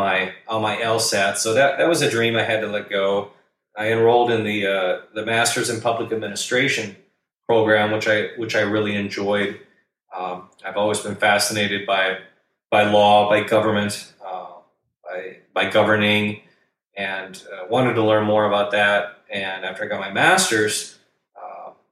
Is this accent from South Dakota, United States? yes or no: yes; Madison, South Dakota, United States; now in Sioux Falls, United States; about an hour and a half from my hometown, from Madison. It's only an hour from Sioux Falls, where I live now